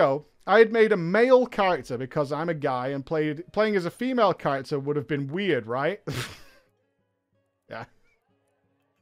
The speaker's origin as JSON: {"language": "English", "town": "Manchester", "region": "North West England", "country": "United Kingdom", "said": "I'm from Manchester"}